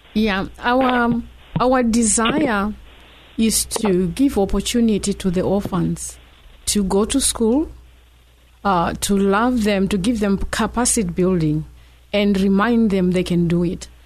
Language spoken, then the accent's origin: English; Zimbabwe; now in San Diego, United States; We are from Zimbabwe